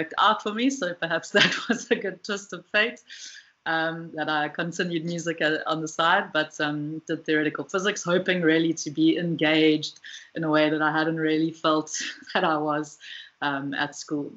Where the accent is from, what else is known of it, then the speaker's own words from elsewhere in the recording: Pietermaritzburg, KwaZulu-Natal, South Africa; moved away as an adult; also born or lived in Cape Town; now in Western Cape, South Africa; So I'm from South Africa. I have lived in a number of different parts, grew up mostly in Pietermaritzburg, moved to Cape Town for my undergrad